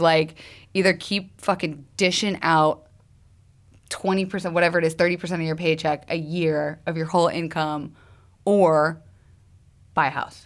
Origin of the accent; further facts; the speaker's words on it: the South, United States; I'm from the South